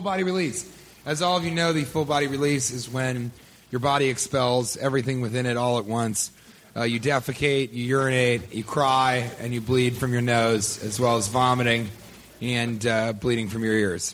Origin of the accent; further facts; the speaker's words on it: Colorado, United States; I grew up in Colorado, in the plains of Colorado